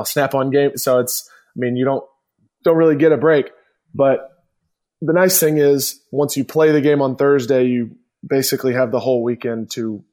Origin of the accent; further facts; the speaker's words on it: Atlanta, Georgia, United States; You and I grew up in Atlanta